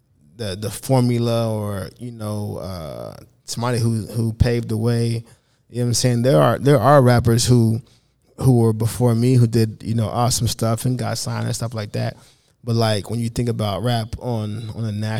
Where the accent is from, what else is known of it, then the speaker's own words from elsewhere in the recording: Oklahoma, United States; I'm from Oklahoma